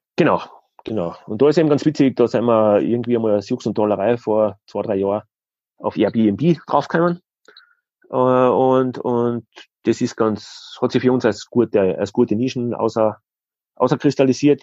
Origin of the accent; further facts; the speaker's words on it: Styria, Austria; bei uns in der Steiermark ist, in der Nähe von Graz